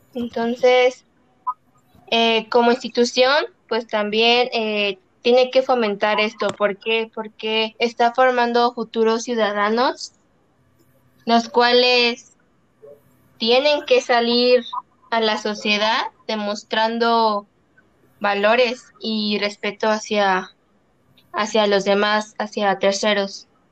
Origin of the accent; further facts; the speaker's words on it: Celaya, Guanajuato, Mexico; como mexicanos y como celayenses